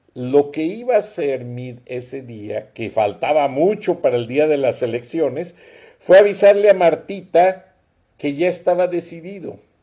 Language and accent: Spanish; Guanajuato, Mexico; yo soy guanajuatense